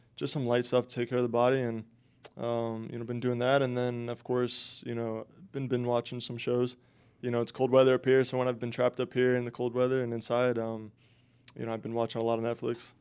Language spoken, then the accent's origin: English; Tampa, Florida, United States; be in my hometown.